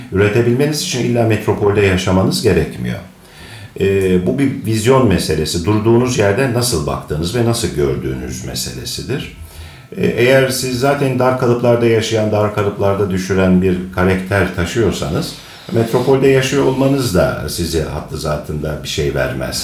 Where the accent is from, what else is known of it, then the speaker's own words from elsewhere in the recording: Akhisar, Manisa, Turkey; Ben 1962 e, senesinde Akisar'da doğdum. Doğma büyüme Akisarlıyım.